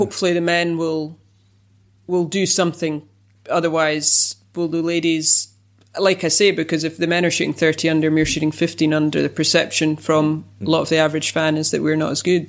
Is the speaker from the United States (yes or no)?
no; United Kingdom; being British